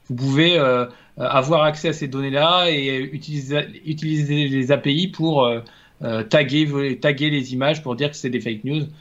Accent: France; bah, en tant que Français, j'aurais

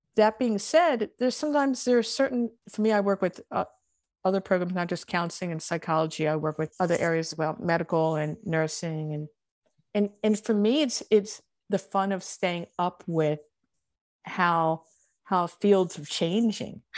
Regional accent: Baltimore, Maryland, United States; accent: Baltimore; my Baltimore accent

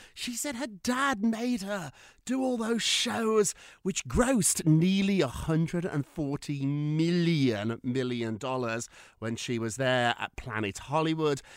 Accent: United Kingdom; I'm so British

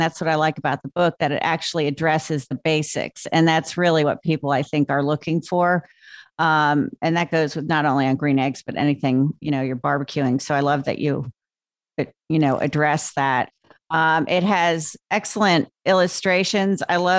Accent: New Jersey, United States; I'm a Jersey girl. Okay. That's where I was raised.

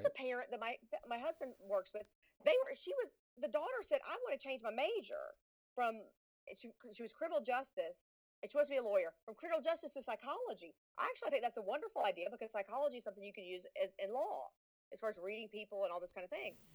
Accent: Southern United States, United States; accent: Southern; I grew up, went to Riverdale High School

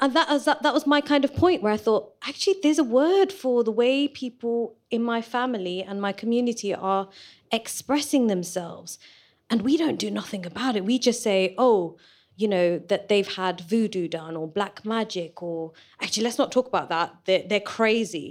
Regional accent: Leicester, East Midlands, United Kingdom; moved away; I'm born and bred in Leicester

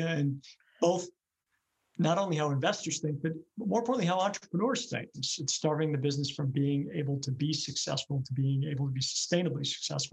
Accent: Cleveland, Ohio, United States; moved away as an adult; grew up here, riding my bikes through the metro parks as well, and always felt that Cleveland was the type of city that I could come back

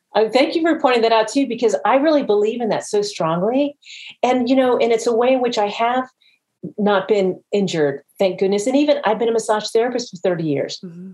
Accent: Jacksonville, Florida, United States; my hometown of Jacksonville

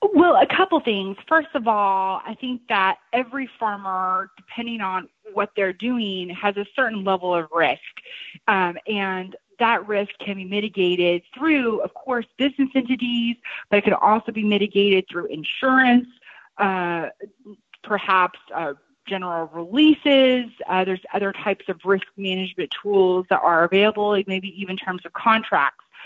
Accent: Shelbyville, Illinois, United States; moved away as an adult; also born or lived in New York / Champaign, Illinois; now in my hometown, uh, which is where I'm sitting at today in Shelbyville, Illinois.

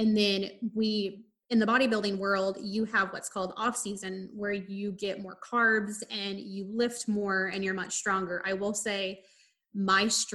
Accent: Midwest, United States; growing up in the Midwest

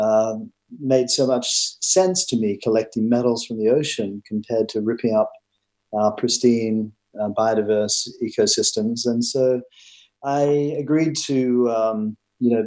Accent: Queensland, Australia; moved away as an adult; also born or lived in London; I'm Australian. Grew up on a dairy farm in Queensland

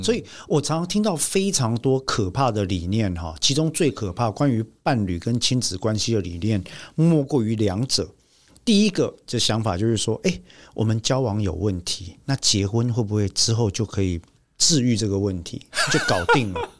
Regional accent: Taiwan; 我们台湾人的父母啊，从过去我的父母那一代到这一代，到下一代

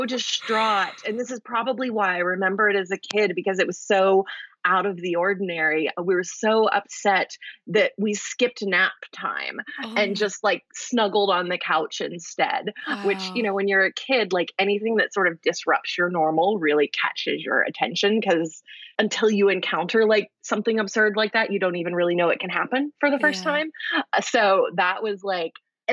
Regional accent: Houston, Texas, United States; also born or lived in New Jersey; I grew up in Houston, Texas, in the suburbs

